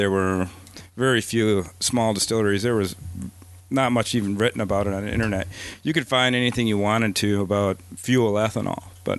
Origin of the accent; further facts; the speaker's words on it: Wausau, Wisconsin, United States; moved away as an adult; also born or lived in Minnesota; I grew up in Wisconsin, but I was living in Minnesota at the time